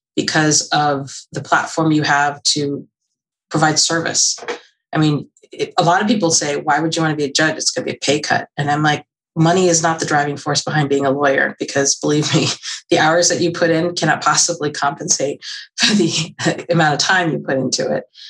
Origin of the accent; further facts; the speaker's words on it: Mercer County, New Jersey, United States; also born or lived in Omaha, Nebraska; I grew up in Mercer County.